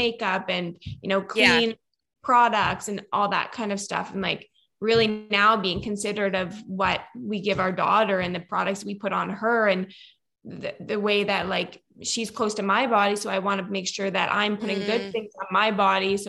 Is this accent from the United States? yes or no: no; Nova Scotia, Canada; accent: Canadian; now in Kelowna, Canada; So I grew up in Nova Scotia